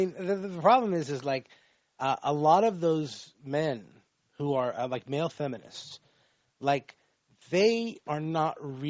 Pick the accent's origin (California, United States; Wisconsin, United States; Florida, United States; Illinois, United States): Florida, United States; like, I grew up in Florida, and in Central Florida, it's you know, on the coastline, it's all sort of like yuppies and snowbirds.